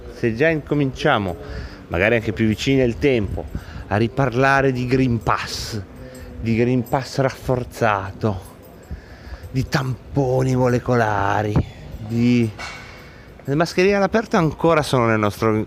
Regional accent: province of Varese, Lombardy, Italy; dalle nostre parti della provincia di Varese

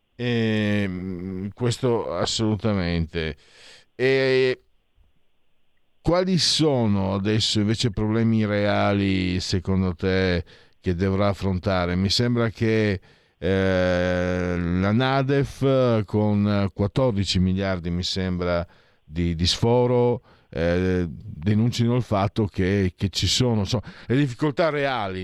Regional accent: Friuli-Venezia Giulia, Italy

